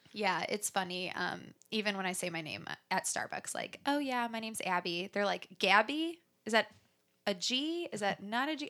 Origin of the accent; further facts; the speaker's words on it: Chicago area, Illinois, United States; I was born near the Chicago area, and I grew up there